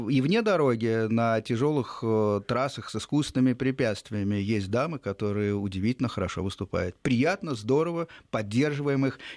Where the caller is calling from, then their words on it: Moscow, Russia; Здравствуйте, эм, я из Москвы.